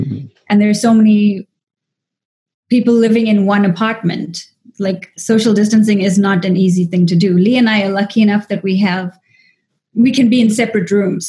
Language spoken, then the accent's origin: English; South Africa; moved away as an adult; also born or lived in Dubai / Taipei; now in United States; as an Indian actress in South Africa